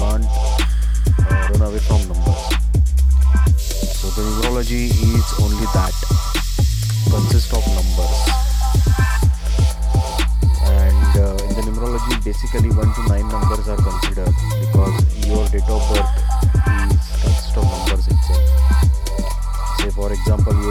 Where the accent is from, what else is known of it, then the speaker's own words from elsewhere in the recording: Mumbai, Maharashtra, India; I'm from Mumbai